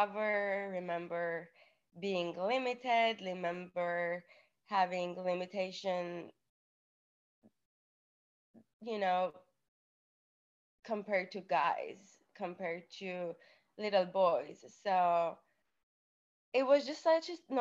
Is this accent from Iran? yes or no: yes; Iran; moved away; I was born in Iran. My family is Armenian